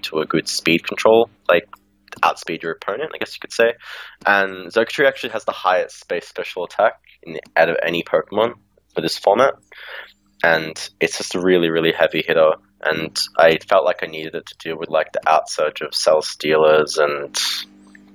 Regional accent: Australia; now in Melbourne, Australia; I'm from Australia. I live in Melbourne

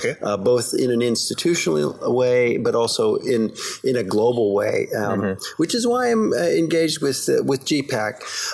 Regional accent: Canada; born there; I'm a U.S. citizen. I was born in Canada

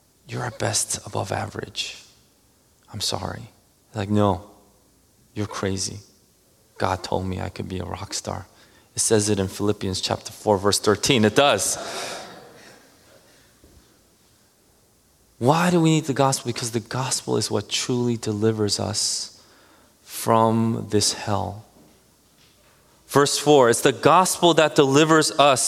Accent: New Jersey, United States; we're from Jersey

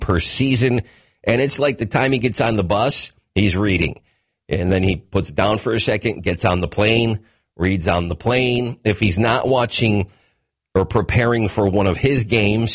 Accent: 45 minutes outside of Syracuse, New York, United States; I grew up 45 minutes outside of Syracuse

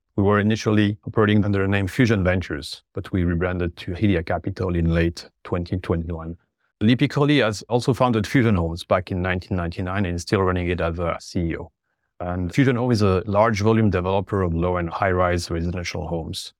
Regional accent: French-speaking Switzerland, Romandy, Switzerland; moved away as an adult; also born or lived in Geneva; now in Canada; I'm originally from Switzerland on the French speaking sides, for the listeners who picked up on my accent.

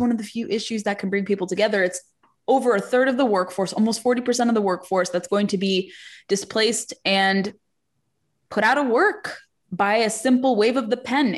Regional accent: California, United States; moved away; California is my home state originally

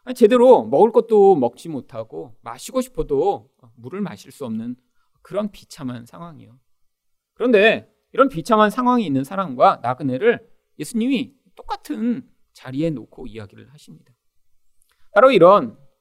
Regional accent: South Korea; 우리는 다 대한민국의 그런 국민으로 태어나서

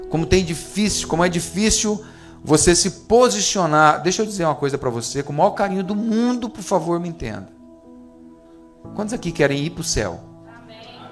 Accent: Brazil; deve ser brasileiro, igual eu

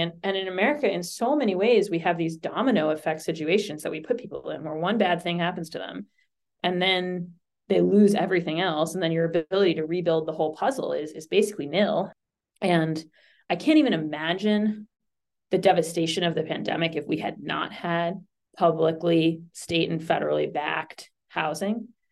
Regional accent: Boston, Massachusetts, United States; I grew up in Boston

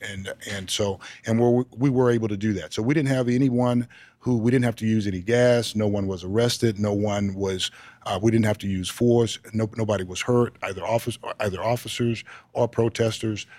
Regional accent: Texas, United States; I'm a Texan

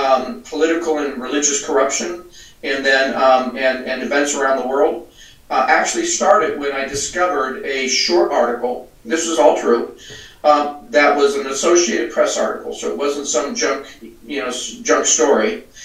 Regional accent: Southern California, United States; also born or lived in Puget Sound, Washington; now in Washington, United States; I'm from California, Southern California. I'm a beach boy, old sailor. And I'm now living in the cold, frigid Puget Sound.

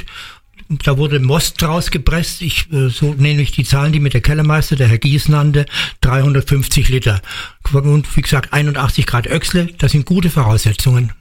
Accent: Bad Kreuznach, Rhineland-Palatinate, Germany; ich komme aus Kreuznach, ich bin kein Berliner

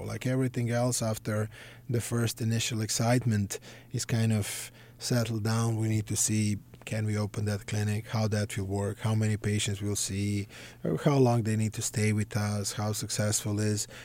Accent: Belgrade, Serbia; moved away; I grew up in Belgrade, Serbia.

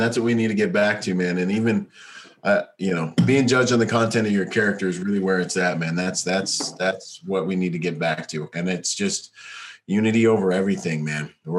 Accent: Bahamas; moved away; I was born in the Bahamas

